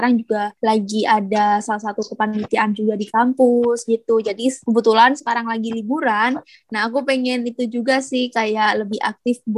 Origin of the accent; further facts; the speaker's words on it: Pasuruan, East Java, Indonesia; Aku sekarang asalnya itu dari kota Pasuruan, Jawa Timur